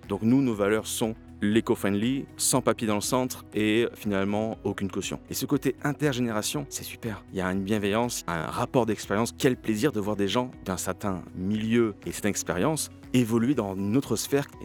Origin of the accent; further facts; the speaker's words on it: Toulon, Provence-Alpes-Côte d'Azur, France; also born or lived in Canada; je suis quand même français. J'ai vécu 10 ans au Canada, mais je suis français. On en a parlé, c'est pour ça que je te fais le clin d'œil. J'ai coupé mon accent, ok, venant de Toulon.